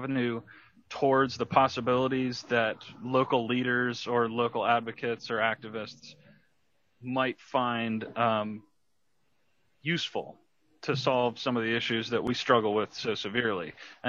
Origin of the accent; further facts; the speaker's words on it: Johns Creek, Georgia, United States; I grew up in Johns Creek, which has a very large Asian population. So I was able to start taking Mandarin from middle school